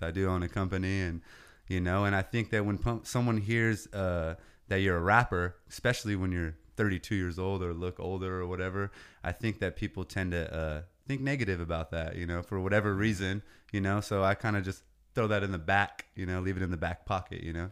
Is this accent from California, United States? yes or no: yes; Oceano, California, United States; this is what raised me. These streets, eight oh five, Oceano